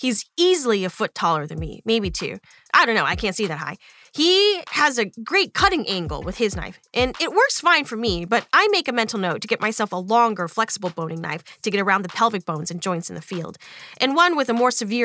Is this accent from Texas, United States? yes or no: yes; Texas, United States; I'm from Texas